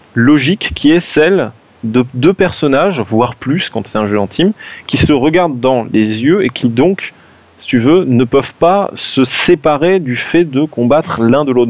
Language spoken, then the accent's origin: French; France; on est des Français